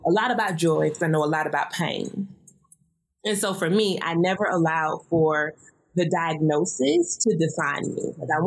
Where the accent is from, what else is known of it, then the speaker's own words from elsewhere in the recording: the South, United States; I'm from the South, y'all. You may hear it in my voice.